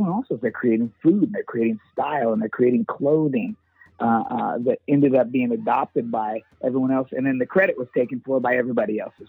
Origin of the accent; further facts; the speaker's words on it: San Diego, California, United States; I was always brought up, growing up in San Diego, California.